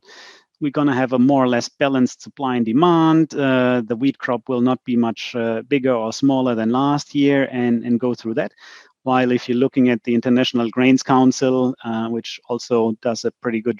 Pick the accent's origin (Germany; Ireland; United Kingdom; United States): Germany; our roads in Germany